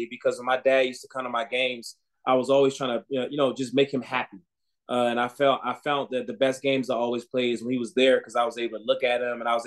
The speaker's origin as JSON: {"language": "English", "town": "Washington", "region": "District of Columbia", "country": "United States", "tie": "born or raised there", "said": "I grew up in the Washington, D.C. area."}